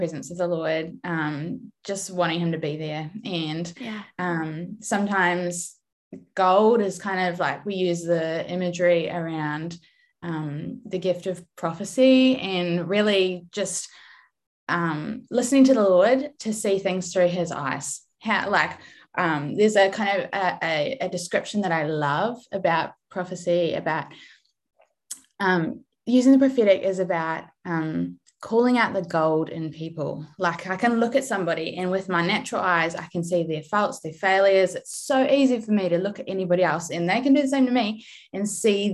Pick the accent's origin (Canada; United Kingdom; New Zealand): New Zealand; accent: Kiwi; moved away as an adult; also born or lived in United States; now in Australia; I am from New Zealand originally. I'm trying really hard to keep my Kiwi accent strong, even though I now live in Australia.